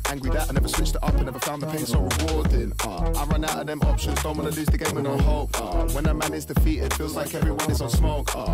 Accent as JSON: {"language": "English", "country": "Kenya", "said": "But not because just because I'm Kenyan"}